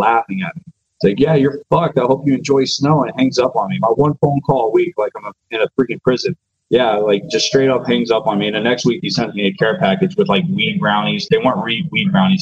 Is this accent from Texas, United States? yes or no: yes; the Valley, Texas, United States; Kingsville was the only one that offered a full ride because, you know, I'm from the Valley